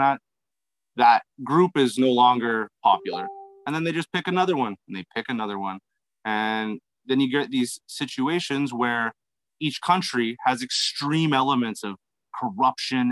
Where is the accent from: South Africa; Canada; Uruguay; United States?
Canada; Alberta; moved away as an adult; now in Honduras; I'm actually from Alberta, but I've lived there for 10 years